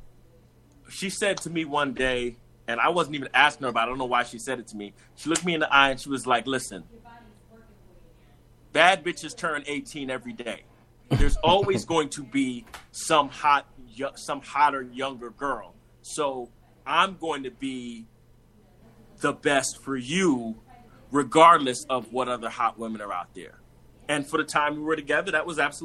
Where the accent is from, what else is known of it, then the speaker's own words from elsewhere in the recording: New York City, New York, United States; I'm from Brooklyn, New York. And before that, my entire family is Jamaican.